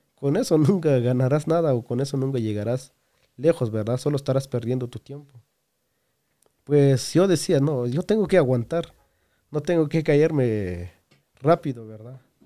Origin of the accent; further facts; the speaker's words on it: Guatemala; yo salí de Chiva para estar en otros departamentos